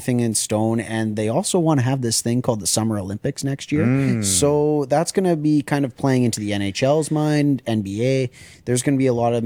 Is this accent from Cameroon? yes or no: no; Regina, Saskatchewan, Canada; I'm from, born and raised here in Regina, Saskatchewan